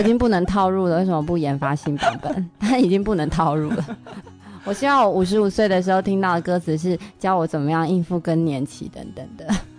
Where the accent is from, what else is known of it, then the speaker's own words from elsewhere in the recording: Taiwan; 因为我们台湾人其实不是太会用微博